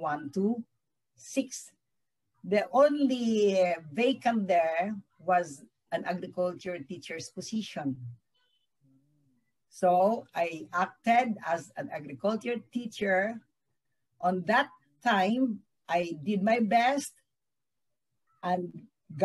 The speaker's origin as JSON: {"language": "English", "area": "Dinagat Islands", "region": "Caraga", "country": "Philippines", "tie": "born or raised there", "said": "I was born in Dinagat Islands, in poblacion of Dinagat Islands, in 1950."}